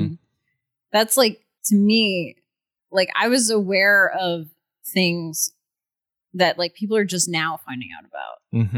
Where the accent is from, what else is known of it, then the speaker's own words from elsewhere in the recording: New York, United States; I'm from New York.